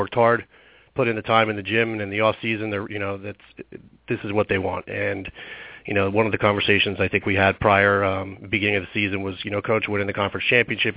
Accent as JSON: {"language": "English", "region": "New Jersey", "country": "United States", "said": "I'm from New Jersey"}